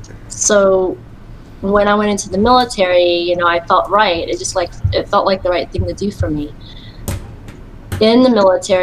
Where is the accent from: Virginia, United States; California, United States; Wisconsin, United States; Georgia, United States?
Virginia, United States; also born or lived in Philippines; I was born in the Philippines in 1982, and my mom married an Air Force man, so we ended up moving to the United States, and I grew up in Virginia for about 20 to 30 years.